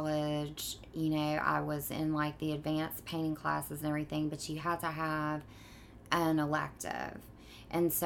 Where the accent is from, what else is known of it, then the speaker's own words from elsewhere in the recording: Mobile, Alabama, United States; moved away as an adult; also born or lived in Tarrant, Alabama / Connecticut; now in New York, United States; I grew up in Mobile, and then I went to high school in a small town outside of Birmingham